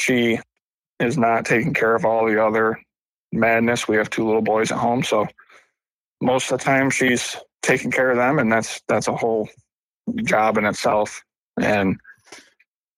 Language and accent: English; Ilion, New York, United States; moved away as an adult; now in South Carolina, United States; I'm from Central New York. I'm actually from Ilion, New York, which is about 10 minutes away from Utica